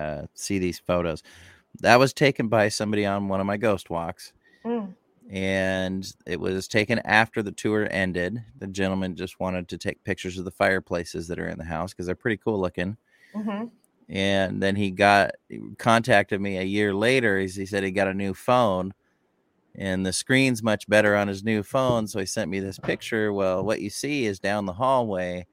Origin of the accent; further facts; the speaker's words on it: Boise, Idaho, United States; moved away as an adult; now in Port Gamble, United States; I'm originally from Boise, Idaho, and I've been up in Washington State for 20 some years now